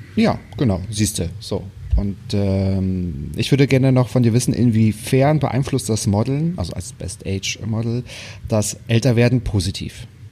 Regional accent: the North, Northern Germany, Germany; ich komme aus dem Norden

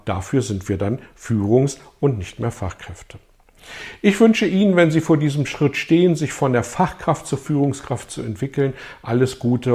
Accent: Germany; bei uns in Deutschland

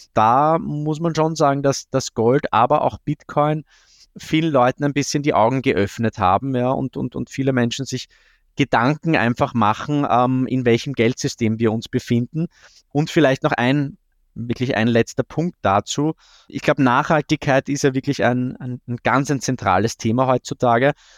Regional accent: Austria; ich als Österreicher

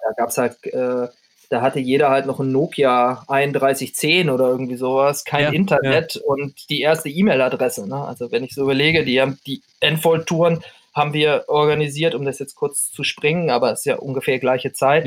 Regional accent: North Rhine-Westphalia, Germany; ich komme ja aus Ostwestfalen

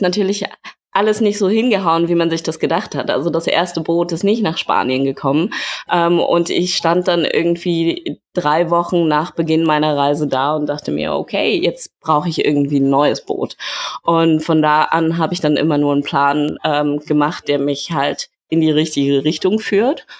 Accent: Berlin, Germany; moved away; also born or lived in Hamburg; ich komme aus Berlin. Ich habe in ähm, Berlin und Hamburg studiert.

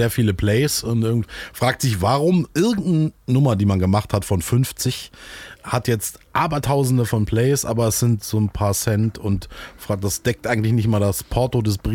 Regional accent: Solingen, North Rhine-Westphalia, Germany; born there; Ähm, ich komme eigentlich, ich bin geboren in Solingen in der wunderschönen verregneten Stadt und ähm, so in der Nähe von Köln und Düsseldorf.

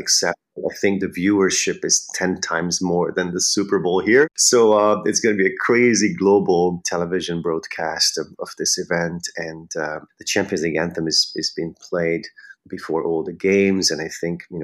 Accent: Pomáz, Pest, Hungary; English is a second language; moved away as an adult; also born or lived in Budapest, Hungary; now in New York, United States; I'm from Pomaz, from Hungary, north of Budapest

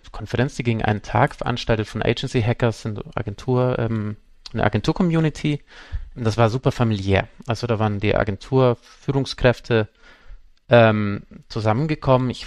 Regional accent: Munich, Bavaria, Germany; ich komme aus München

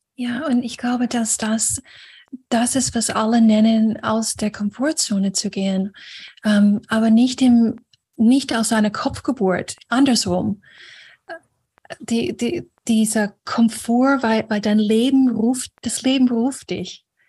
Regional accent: Florida, United States; moved away; in den USA, und Florida, wo ich aufgewachsen bin

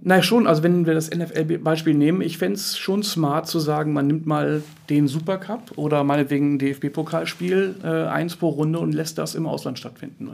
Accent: Hamburg, Germany; als Hamburger

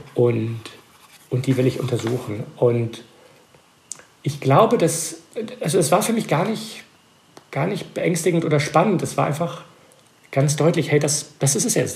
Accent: Belgium; German is a second language; moved away as an adult; now in United States; ich bin Belgier, aber meine Mutter war Deutsche und als Kind habe ich mit ihr Deutsch geredet

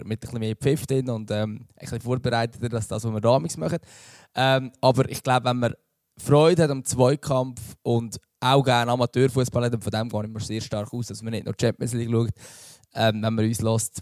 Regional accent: Central Switzerland, Switzerland; ich bin aus der Innerschweiz

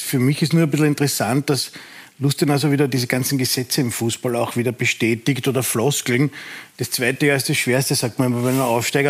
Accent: Austria; als Österreicher und österreichischer Fan

